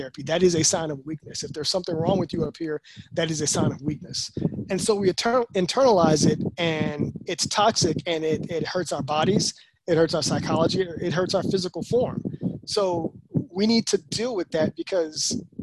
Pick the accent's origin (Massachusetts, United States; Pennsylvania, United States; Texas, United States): Texas, United States; I was from Texas.